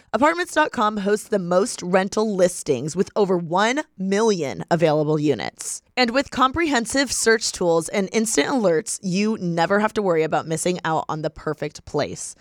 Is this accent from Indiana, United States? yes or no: yes; Indiana, United States; moved away as an adult; now in Los Angeles, United States; my hometown is everyone's so judgmental